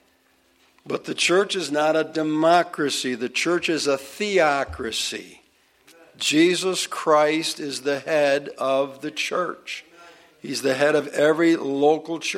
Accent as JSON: {"language": "English", "country": "United States", "said": "being an American"}